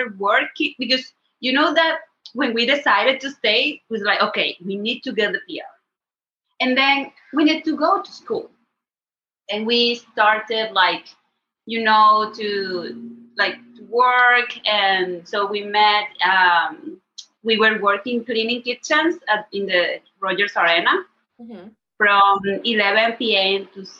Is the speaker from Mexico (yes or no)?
no; Venezuela; English is a second language; moved away as an adult; now in Vancouver, Canada; I'm from Venezuela. And I was supposed to be here for 6 months. So I was like, I'm going to Canada to learn English. And then I'm coming back to Venezuela.